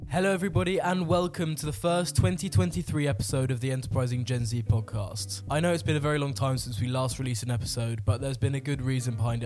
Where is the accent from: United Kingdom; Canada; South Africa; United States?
United Kingdom; as a Brit